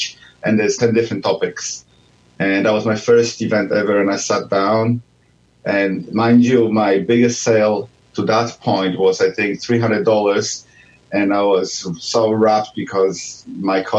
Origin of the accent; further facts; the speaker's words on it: Poland; moved away as an adult; now in Melbourne, Australia; I'm from Poland. I did my master's degree there in genetics